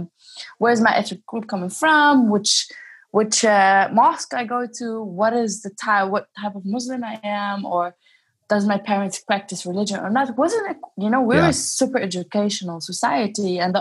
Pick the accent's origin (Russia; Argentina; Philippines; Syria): Syria; moved away as an adult; also born or lived in Greece; now in Germany; Growing up in Syria, I think one of the best things that ever happened to me, not because I'm Syrian, because the person who I am right now, what I represent and the way I represent it is because I was born there and I grew up there.